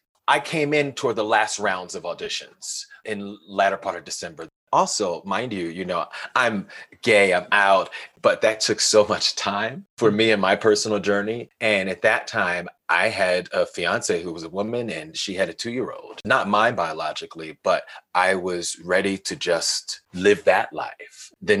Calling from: Denver, Colorado, United States; I'm calling from Denver, Colorado.

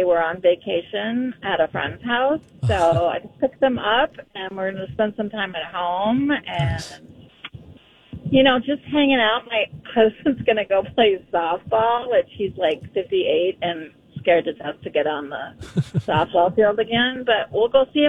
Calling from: Cottage Grove, United States; I am calling from Cottage Grove.

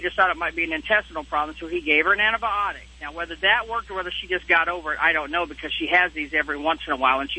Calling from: Paris, Texas, United States; Actually, I'm sitting in Paris, Texas right now. I'm a truck driver.

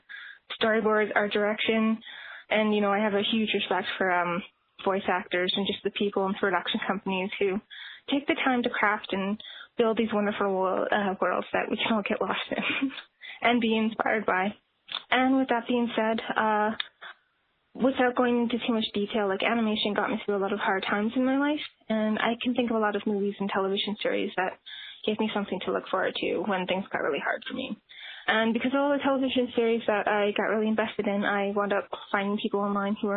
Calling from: Northwest Territories, Canada; I'm calling you from the Northwest Territories in Canada

